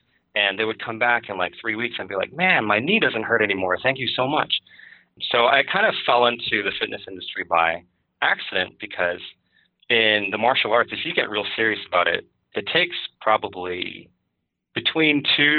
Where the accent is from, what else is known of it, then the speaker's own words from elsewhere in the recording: Chicago, Illinois, United States; also born or lived in Milwaukee / Madison / Berkeley / Bloomington; So I grew up in Chicago and Milwaukee and Madison and Berkeley.